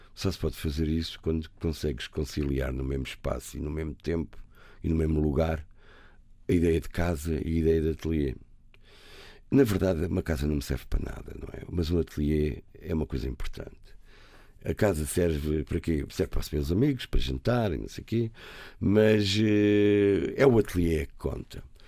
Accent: Lisbon, Portugal; also born or lived in Algarve; sou um rapaz da cidade, nasci em Campo de Orique

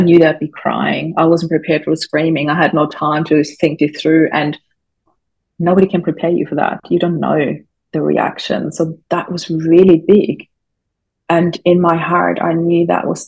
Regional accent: Austria; English is a second language; moved away; I grew up in Austria. English is not my first language, but I'm quite fluent, as you can tell.

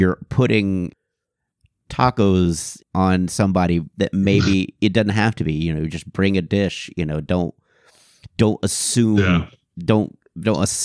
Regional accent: Houston, Texas, United States; I grew up in Houston and the suburbs

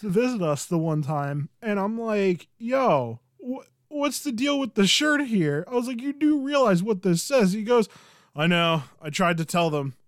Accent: Philadelphia, Pennsylvania, United States; we are from Philly

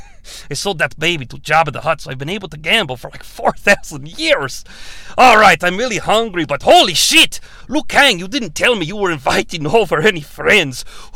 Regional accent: Canada; I'm doing a very strange accent, by the way, even though I'm from Canada.

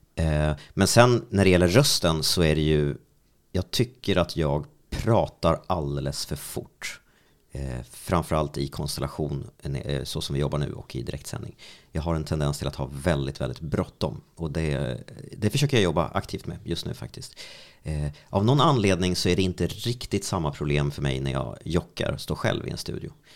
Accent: Strängnäs, Södermanland, Sweden; hemma i Strängnäs

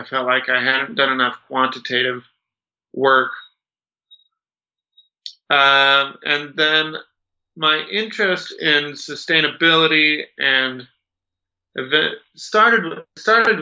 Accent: Rochester, Minnesota, United States; moved away as an adult; also born or lived in Saudi Arabia; now in Utah, United States; I grew up in Minnesota, in Rochester, Minnesota.

